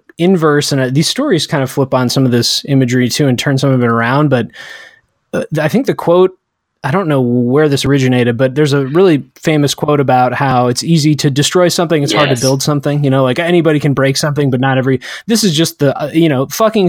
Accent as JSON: {"language": "English", "country": "United States", "said": "we're all American"}